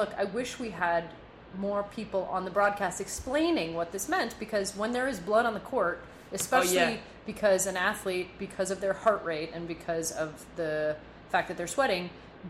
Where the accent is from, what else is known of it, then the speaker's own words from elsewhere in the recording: Montreal, Quebec, Canada; as a Canadian, as a Montrealer